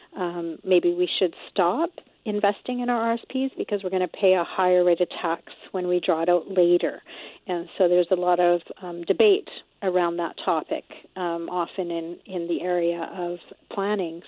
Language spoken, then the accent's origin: English; Canada; us Canadians